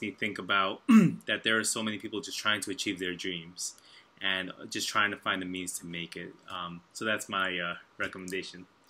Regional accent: New York, United States; I'm from New York

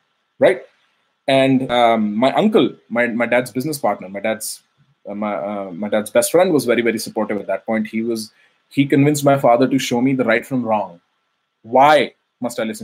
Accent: Faridabad, Haryana, India; moved away as an adult; now in New York City, United States; I grew up in India, Faridabad, near New Delhi. Faridabad is a suburb where I grew for the first 21 years of my life

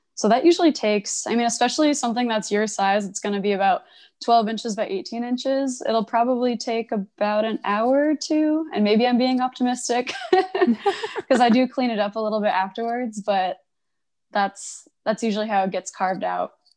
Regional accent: Connecticut, United States; moved away as an adult; also born or lived in Providence, Rhode Island / Boston; now in Portland, United States; I grew up in Connecticut

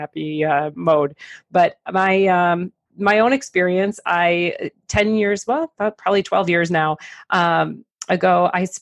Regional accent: Detroit, Michigan, United States; I'm from Detroit, so we say Laperriere

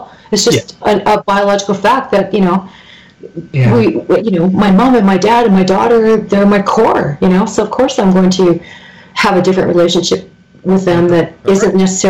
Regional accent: Canada; I'm Canadian.

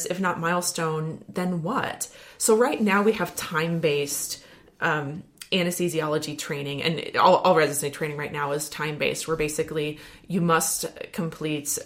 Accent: Wisconsin, United States; I'm from Wisconsin

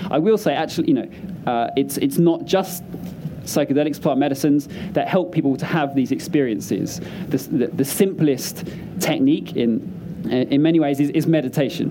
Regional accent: London, United Kingdom; I grew up in South London

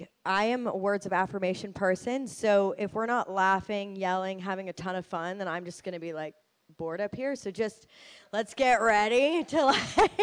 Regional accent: Nashville, Tennessee, United States; I was born and raised in Nashville

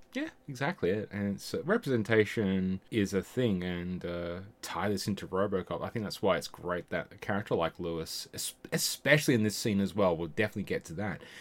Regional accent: Australia; born or raised there; also born or lived in England

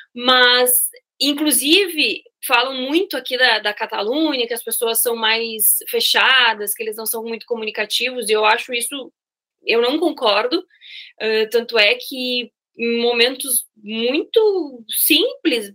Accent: Santa Maria, Rio Grande do Sul, Brazil; moved away as an adult; also born or lived in Porto Alegre, Brazil; now in Barcelona, Spain; Eu sou de, de Santa Maria, do interior, e que faz muito frio

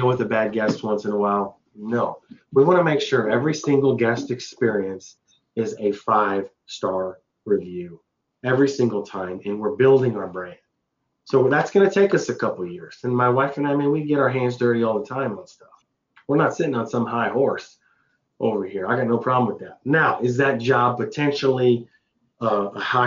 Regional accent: Midwest, United States; also born or lived in Missouri; I'm from the Midwest. I live in Missouri

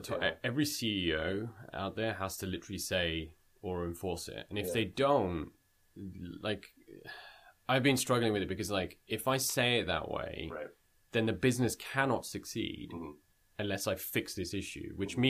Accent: United Kingdom; now in Canada; I'm a British Indian, moved to Canada.

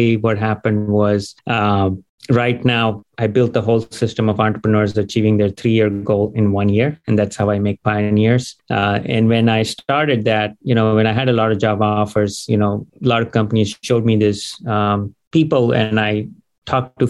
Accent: India; also born or lived in Dayton, Ohio, United States / Gainesville, Florida, United States; now in United States; So I was born in Dayton, Ohio. And when I was 2 years old, you know, just parents got divorced, went back to India, grew up there, came back here

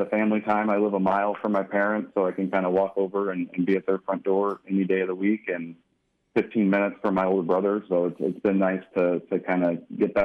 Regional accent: Arizona, United States; also born or lived in Oregon; I grew up in Arizona

